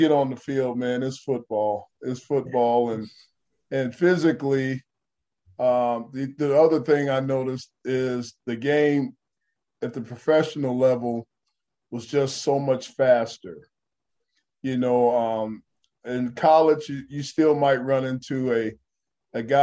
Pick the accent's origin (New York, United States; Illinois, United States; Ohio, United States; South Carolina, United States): Ohio, United States; Dayton; moved away; also born or lived in Los Angeles, California / Detroit, Michigan; Dayton, Ohio, I think my hometown